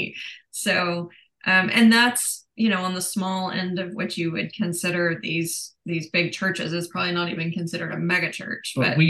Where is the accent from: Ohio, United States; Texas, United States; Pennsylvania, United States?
Texas, United States; Granbury; in Granbury, which is where we both grew up